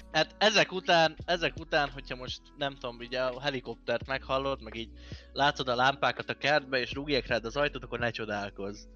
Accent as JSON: {"language": "Hungarian", "country": "Hungary", "said": "nekünk, a magyaroknak"}